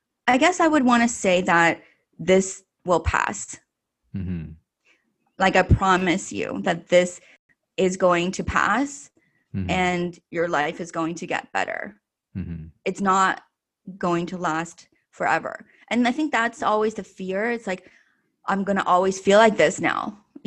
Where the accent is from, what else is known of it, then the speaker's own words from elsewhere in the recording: Canada; I feel like I always feel that I'm Chinese Canadian, mm-hmm. you know, like I think that Chinese heritage is always a part of me.